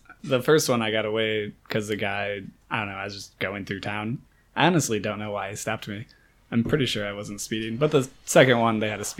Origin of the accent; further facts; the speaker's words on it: Iowa, United States; I'm from Iowa.